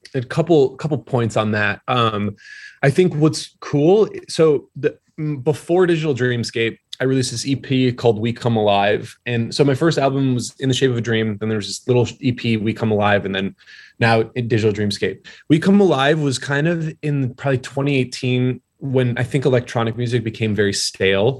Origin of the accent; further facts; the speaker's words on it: a suburb of Detroit, Michigan, United States; moved away; also born or lived in Newport, Rhode Island; I'm from Michigan originally, a suburb of Detroit